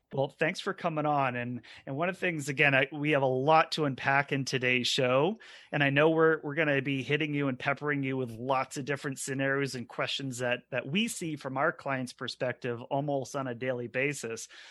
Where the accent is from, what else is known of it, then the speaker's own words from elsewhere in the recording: Maine, United States; all three of us are also Mainers here